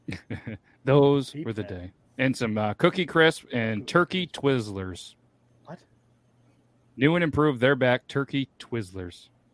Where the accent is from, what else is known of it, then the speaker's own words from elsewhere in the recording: New York, United States; I'm from New York